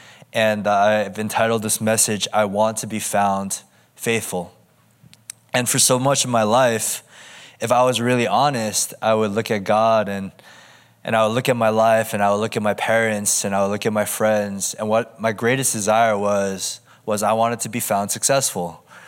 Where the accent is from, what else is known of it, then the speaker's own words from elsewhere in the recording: United States; now in Southern California, United States; I'm kind of from all over the place. I'm from the East Coast, the Midwest, as well as the West Coast, but currently I call SoCal my home.